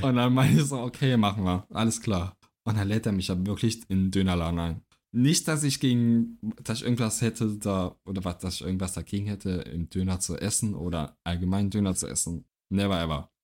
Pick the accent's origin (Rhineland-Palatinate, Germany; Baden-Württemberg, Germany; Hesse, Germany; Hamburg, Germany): Rhineland-Palatinate, Germany; Trier; moved away; in Trier noch, in meiner Heimat